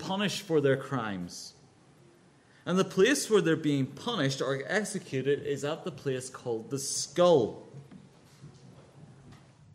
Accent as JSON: {"language": "English", "region": "Northern Ireland", "country": "United Kingdom", "tie": "born or raised there", "moved": "yes", "lives_now": "London, United Kingdom", "said": "you might guess from my accent, this is Northern Ireland"}